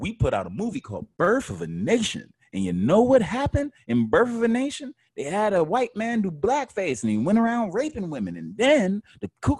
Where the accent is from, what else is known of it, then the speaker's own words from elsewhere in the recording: United States; I'm American. I ain't lived in no other countries.